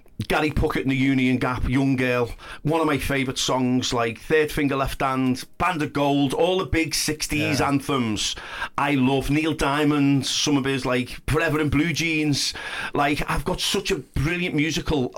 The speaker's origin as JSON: {"language": "English", "town": "Liverpool", "region": "North West England", "country": "United Kingdom", "tie": "born or raised there", "also_born_or_lived": "Huyton / Blundellsands", "said": "We went from like this semi detached house in Pilch Lane in Heighton to this big posh detached thing in Blundell Sands."}